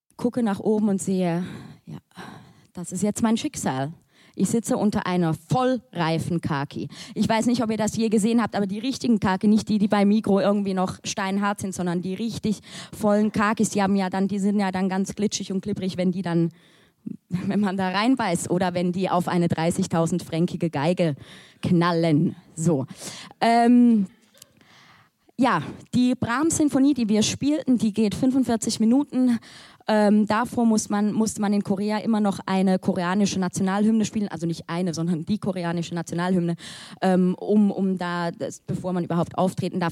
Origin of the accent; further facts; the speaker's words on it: Switzerland; als Schweizerin oder halb Schweizerin